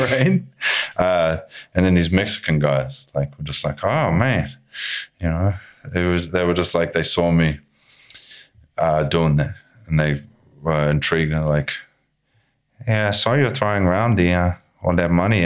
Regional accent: New Zealand; From New Zealand.

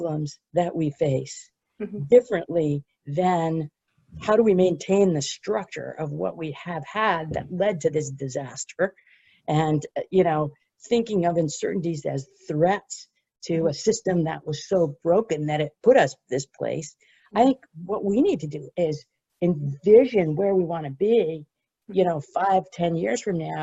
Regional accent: United States; my home country of the United States

